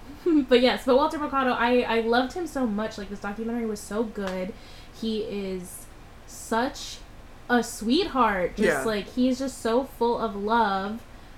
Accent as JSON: {"language": "English", "country": "Philippines", "said": "Because we're probably Latinx, because we're Filipino."}